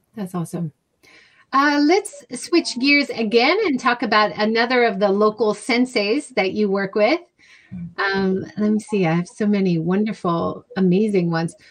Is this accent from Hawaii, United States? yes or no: yes; Hawaii, United States; I grew up in Hawaii